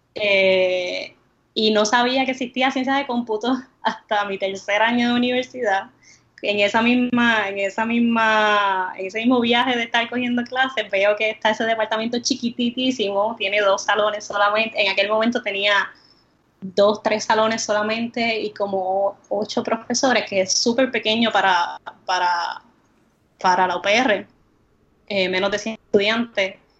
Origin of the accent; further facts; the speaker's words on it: Comerío, Puerto Rico; also born or lived in Río Piedras; crecí en, en Comerío